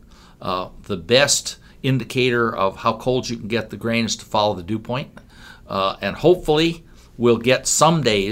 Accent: Rockwell City, Iowa, United States; I come from Rockwell City, and our farm is just northwest of town.

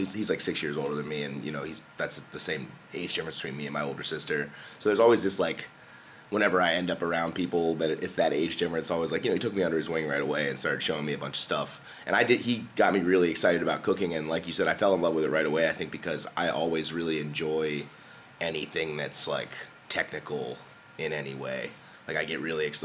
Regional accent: Columbia, Maryland, United States; moved away as an adult; also born or lived in Baltimore; I grew up like down in, in Columbia, uh, in Oakland Mills

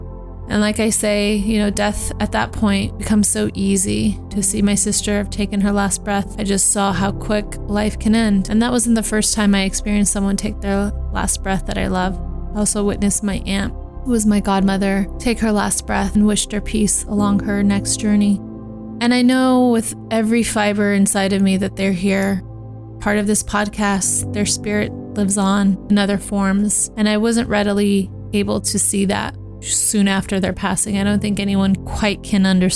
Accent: Turlock, California, United States; also born or lived in Los Angeles, California; I grew up in Turlock for a majority of my life. By 11, I was there

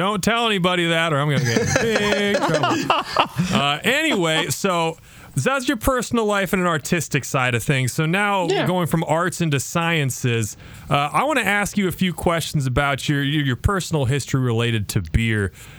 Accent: Cedar Falls, Iowa, United States; I'm from Iowa

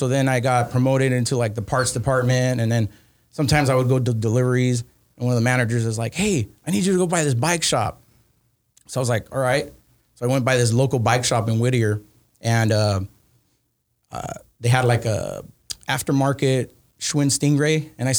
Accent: Argentina; I'm originally from Argentina, from South America.

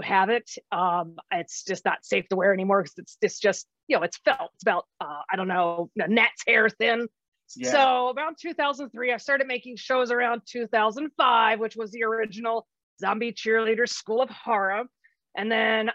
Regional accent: Maryland, United States; moved away; I was born and raised in Maryland.

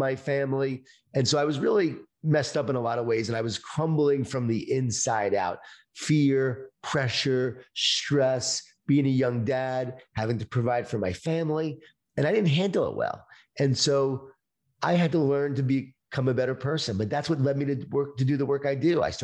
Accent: Long Island, New York, United States; born or raised there

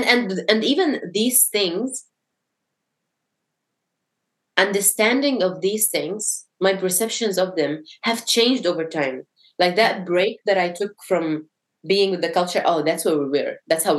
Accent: Syria; born there; It's more like, oh, I was born in Syria and I don't see things happening by accident.

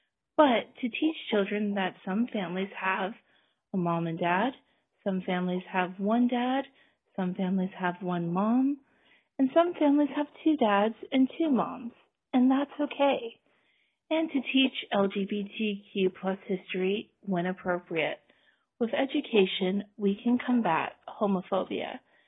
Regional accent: San Francisco, California, United States; I was born and raised in San Francisco

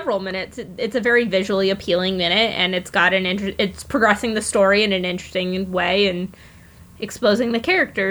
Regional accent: Boston, Massachusetts, United States; I am also from the Boston area. Went to school in the Boston area.

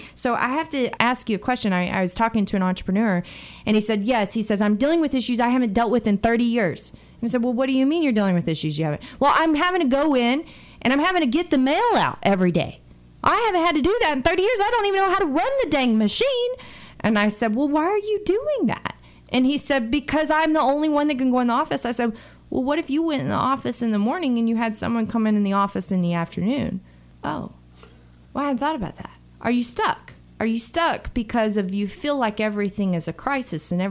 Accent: United States; this attack on our country today, in my opinion, has reminded us how blessed we are to be Americans.

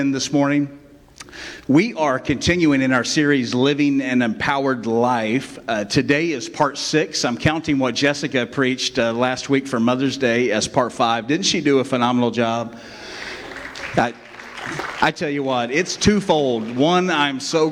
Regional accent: West Virginia, United States; now in Inverness, United States; I came from West Virginia. That's where I was born. I don't always claim it, but sometimes I have to because it just comes out in me, right?

